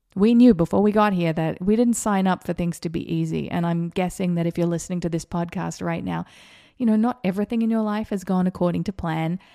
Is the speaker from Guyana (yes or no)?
no; Australia; moved away; also born or lived in Vero Beach, Florida; I grew up in schools in Australia where you had to slip, slop, slap.